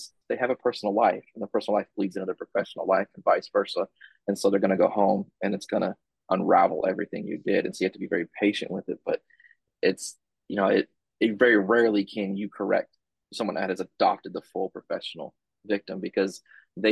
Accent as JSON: {"language": "English", "town": "San Diego", "region": "California", "country": "United States", "moved": "yes", "lives_now": "Georgia, United States", "said": "I'm from San Diego"}